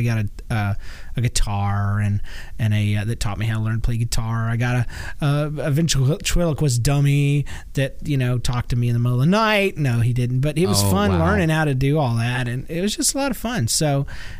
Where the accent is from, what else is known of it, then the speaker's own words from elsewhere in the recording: Georgia, United States; I'm from Georgia